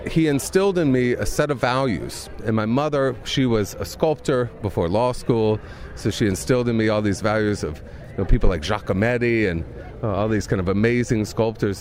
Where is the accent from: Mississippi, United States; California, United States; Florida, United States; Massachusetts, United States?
Mississippi, United States; now in Reykjavik, Iceland; I'm from the poorest place in America, and my father was always kind of a, a bright spot in that. He's now the mayor of my hometown. He still lives in Mississippi